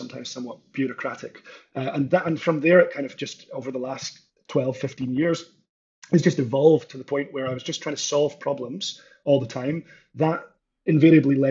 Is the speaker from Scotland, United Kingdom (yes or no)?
yes; northeast of Scotland, United Kingdom; I'm from Scotland originally, grew up with farming and agriculture in the northeast of Scotland